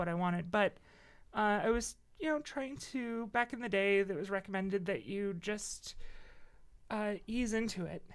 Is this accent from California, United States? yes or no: no; Cedar Lake, Indiana, United States; also born or lived in Crown Point, Indiana; Cedar Lake, Crown Point.